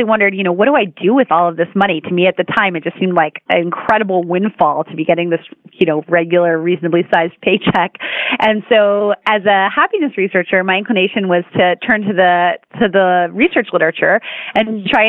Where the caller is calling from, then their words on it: Vancouver, British Columbia, Canada; I sure am. I'm in Vancouver where it is a cool and cloudy day.